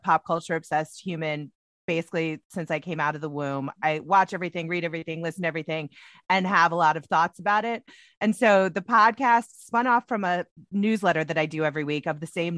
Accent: Indianapolis, Indiana, United States; moved away as an adult; also born or lived in New York / Los Angeles; I'm from Indiana. True. So that's first and foremost. I grew up here. I actually live back here now

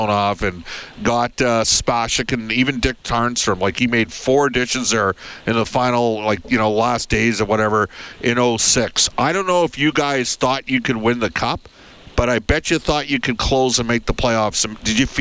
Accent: Edmonton, Alberta, Canada; I'm from Edmonton.

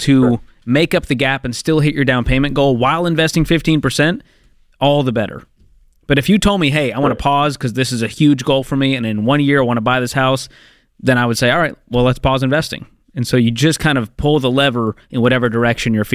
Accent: the North, United States; moved away; I grew up in the North

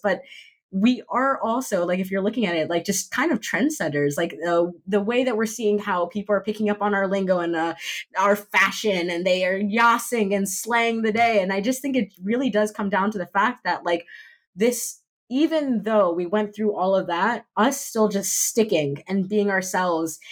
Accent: Miami Beach, Florida, United States; I was raised in Miami Beach

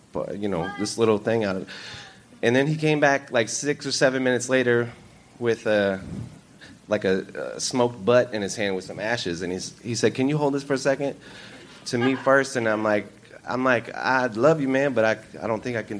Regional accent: Western Montana, United States; moved away as an adult; also born or lived in Houston, Texas; now in Horseshoe Bay, United States; I was born in Houston, but I was raised in Western Montana

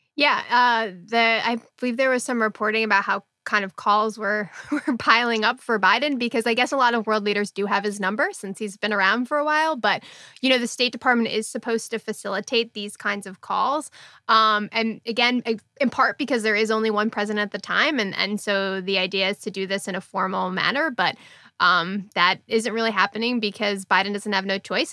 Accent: United States; as an American

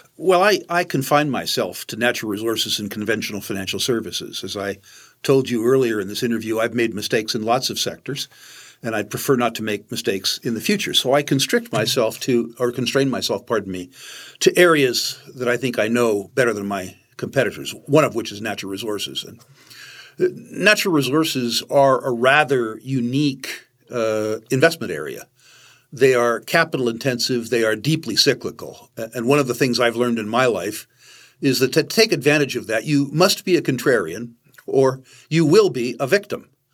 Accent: United States; As an American

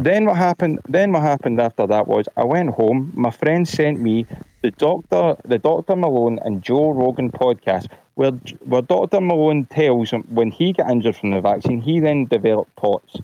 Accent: Glasgow, Scotland, United Kingdom; I'm from Glasgow, Scotland.

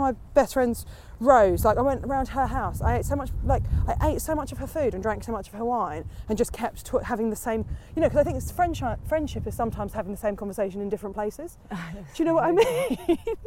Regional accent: Portsmouth, South East England, United Kingdom; I'm from Portsmouth. Like that, that's still, I'm still from Pompey

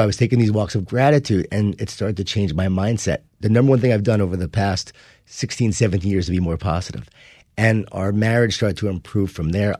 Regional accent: Long Island, New York, United States; I grew up in Long Island, New York

